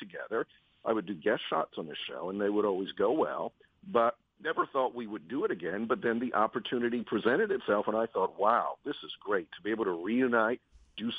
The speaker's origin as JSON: {"language": "English", "town": "Washington", "region": "District of Columbia", "country": "United States", "tie": "born or raised there", "said": "Mornings every day in my hometown"}